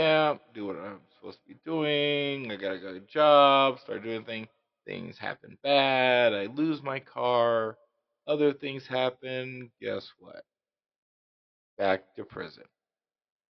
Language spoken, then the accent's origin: English; Las Vegas, Nevada, United States; I grew up in Las Vegas